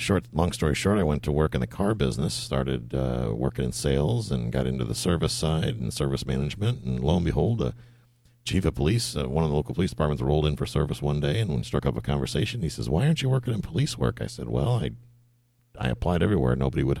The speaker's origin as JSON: {"language": "English", "town": "Buffalo", "region": "New York", "country": "United States", "tie": "born or raised there", "also_born_or_lived": "Fort Riley, Kansas / Heidelberg, Germany", "moved": "as an adult", "lives_now": "Tarpon Springs, United States", "said": "I was born and raised in Buffalo, New York."}